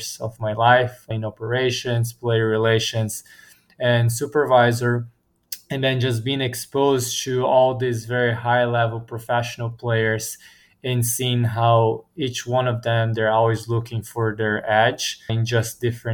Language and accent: English; Brazil; moved away as an adult; now in United States; I'm from Brazil originally. Grew up playing tennis